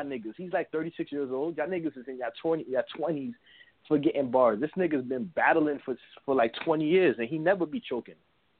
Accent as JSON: {"language": "English", "region": "New York", "country": "United States", "said": "I'm from Brooklyn"}